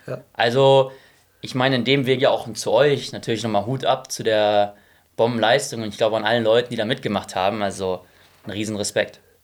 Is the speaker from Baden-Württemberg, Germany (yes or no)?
no; Essen, North Rhine-Westphalia, Germany; moved away as an adult; also born or lived in Munich / Frankfurt; ich komme aus Essen ursprünglich, habe lange Jahre dort gelebt, bin dort aufgewachsen.